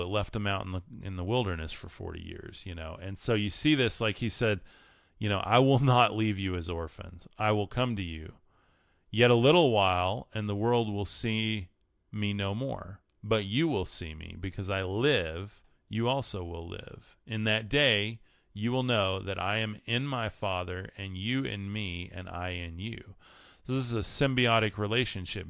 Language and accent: English; West Texas, United States; living in West Texas, one of my goals with this, and one of the things I'm stepping into is I do believe God's calling me and has been for a long time to move away from my hometown